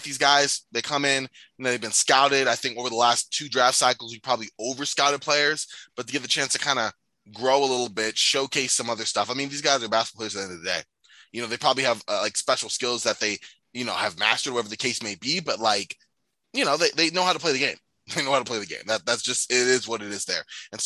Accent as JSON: {"language": "English", "area": "the Valley", "region": "Arizona", "country": "United States", "said": "we're both from the Valley"}